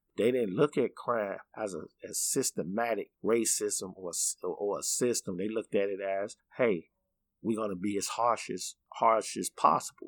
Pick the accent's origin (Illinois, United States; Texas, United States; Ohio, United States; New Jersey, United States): Illinois, United States; Chicago; I grew up in the uh, 80s and 90s in Bronzeville